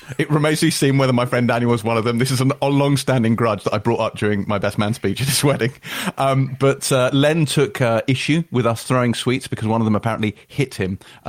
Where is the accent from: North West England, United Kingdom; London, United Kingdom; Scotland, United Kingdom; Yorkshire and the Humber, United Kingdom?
London, United Kingdom; Harrow; growing up in Harrow